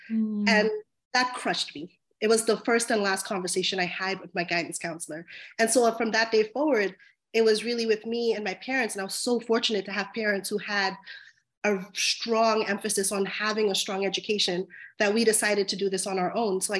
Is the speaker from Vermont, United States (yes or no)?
no; Long Island, New York, United States; I grew up in Long Island, New York, in a historically marginalized community that was filled with majority immigrant families, um, Black and Brown families.